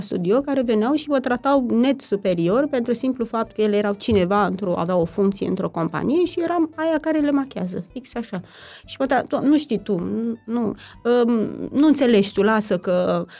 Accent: Romania; now in Bucharest, Romania; eu nu sunt din București de fel, și aveam o prietenă care venea la bunici la țară, de acolo de unde sunt eu

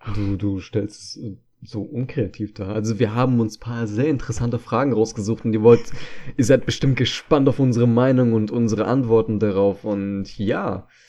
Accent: Germany; ich bin zwar hier in Deutschland geboren

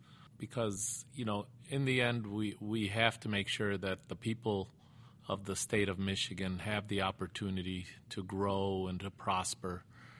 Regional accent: Beirut, Beirut Governorate, Lebanon; born there; No, I was born in Beirut, yeah.

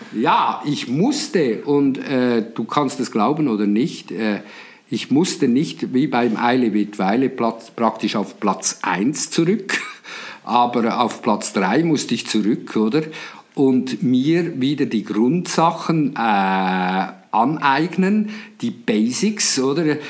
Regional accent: Switzerland; accent: Swiss; wie ihr aus meiner Mundart hört, ich komme natürlich aus der Schweiz

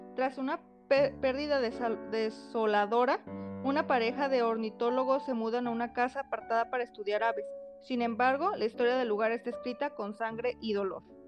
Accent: Mexico; nos representan como mexicanos

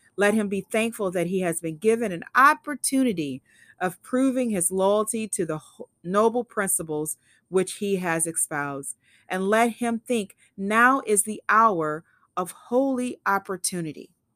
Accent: Eagle Park, Illinois, United States; also born or lived in Memphis, Tennessee; now in Oregon, United States; growing up in Eagle Park, a small community outside of Madison, Illinois, or within the county of Madison

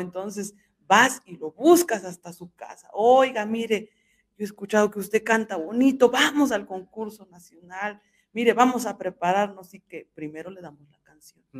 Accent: Hidalgo, Mexico; soy del estado de Hidalgo

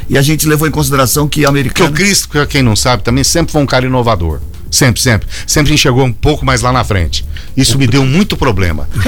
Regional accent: Franca, São Paulo, Brazil; moved away as an adult; now in Ribeirão Preto, Brazil; aqui há muito mais anos do que qualquer outro lugar que eu vivi e de que eu nasci. Eu, Franca, eu saí de Franca com 19 para 20 anos. Então, quer dizer, eu ainda tenho minha mãe lá, minha irmã, tudo, vou de vez em quando.

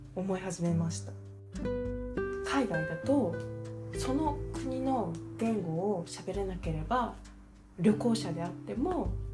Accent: Japan; こちらが日本人だっていうこと

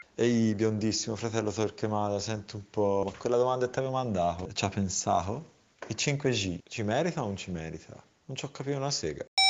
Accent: San Casciano in Val di Pesa, Tuscany, Italy; siamo di San Casciano

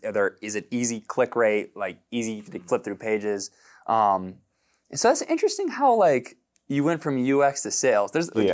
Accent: Houston, Texas, United States; I'm from Houston.

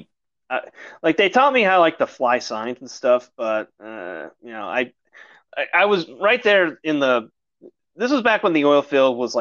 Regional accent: Syracuse, New York, United States; I went from my hometown, Syracuse, New York, all the way to Portland, Oregon

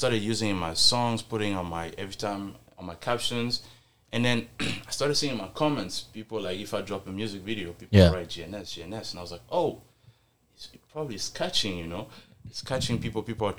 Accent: Burundi; now in Toronto, Canada; I'm from Burundi.

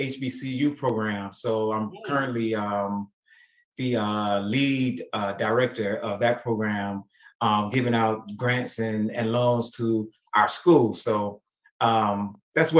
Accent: Florida, United States; now in DMV area, United States; I'm originally from Florida, but I've been in the DMV area for 20 years or so now

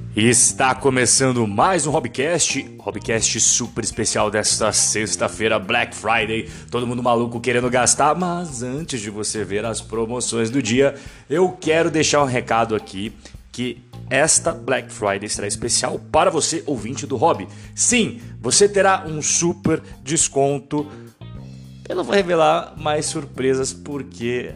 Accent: Brazil; sou brasileiro, é óbvio

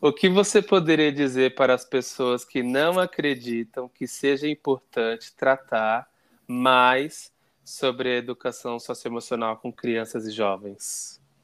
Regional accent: São Paulo, Brazil; eu sou da Zona Sul

